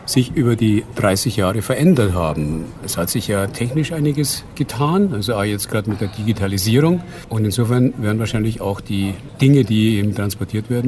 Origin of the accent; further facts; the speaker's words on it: Munich, Bavaria, Germany; Ich bin geboren, genau, und aufgewachsen in München.